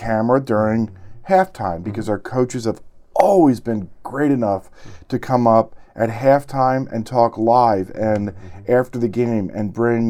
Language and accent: English; outside of Baltimore, Maryland, United States; moved away as an adult; now in Moorhead area, United States; I grew up outside of Baltimore